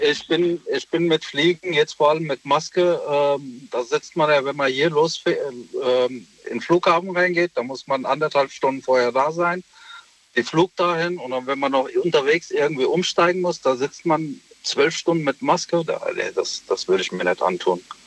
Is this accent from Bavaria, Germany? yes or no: no; Essen, North Rhine-Westphalia, Germany; Ich bin aus Essen